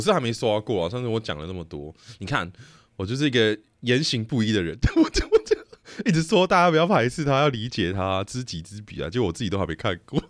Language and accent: Chinese; Yangmei, Taoyuan, Taiwan; also born or lived in Taipei; 我在台北出生的，但是我在桃园长大，我会说 ，我是杨梅人嘛，我不会说我是桃园人，我也不会说我是中立人嘛